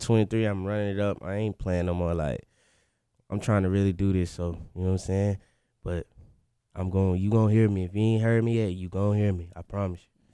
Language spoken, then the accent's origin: English; Winston-Salem, North Carolina, United States; also born or lived in Florida; we really from, uh, Winston Salem.